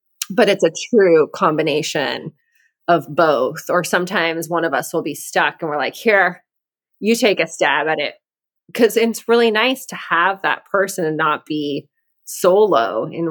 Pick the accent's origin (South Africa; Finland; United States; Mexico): Mexico; moved away; I grew up in Mexico.